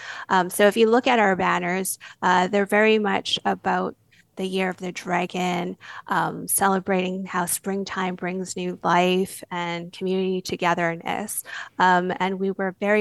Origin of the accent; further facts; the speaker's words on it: Vancouver, British Columbia, Canada; I grew up dancing in Mimi Ho's Strathcona Chinese Dance Company